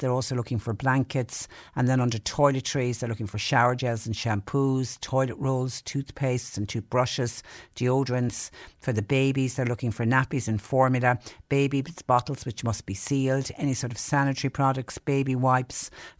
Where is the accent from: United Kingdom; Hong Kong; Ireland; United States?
Ireland; Kinsale, Munster; I've been involved with helping Ukrainian refugee families settle in my hometown of Kinsale.